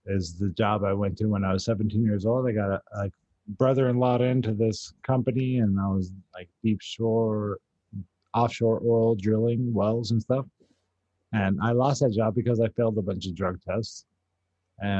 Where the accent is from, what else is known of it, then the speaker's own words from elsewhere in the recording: San Antonio, Texas, United States; I was like from San Antonio